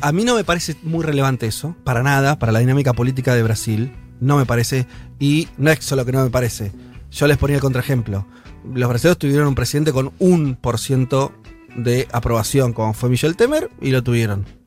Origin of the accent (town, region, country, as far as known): Argentina